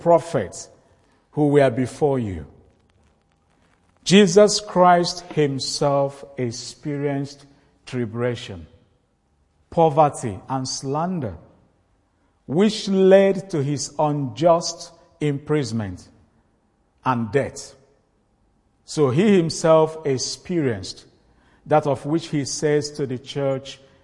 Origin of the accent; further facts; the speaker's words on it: Nigeria; northern part of Nigeria, my home country.